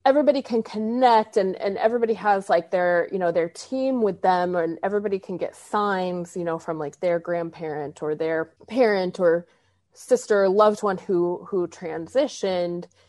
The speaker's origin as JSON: {"language": "English", "region": "Arizona", "country": "United States", "tie": "born or raised there", "said": "I grew up in Arizona"}